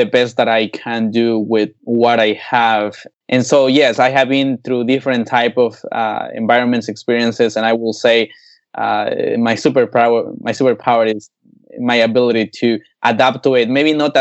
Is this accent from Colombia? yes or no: yes; Colombia; also born or lived in Norway; now in United States; growing up in Colombia, one of the things that I had to do was to bring the horses to my dad